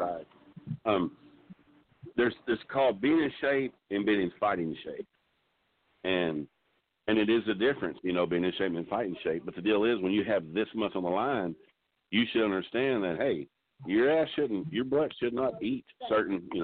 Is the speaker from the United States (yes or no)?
yes; Texas, United States; I'm from Texas